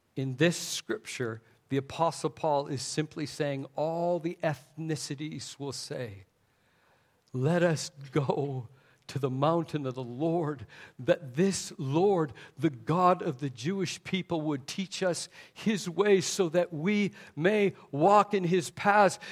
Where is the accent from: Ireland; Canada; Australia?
Canada; also born or lived in Taiwan; Even though I'm from Canada, it was Southern Baptists who came up and reached my parents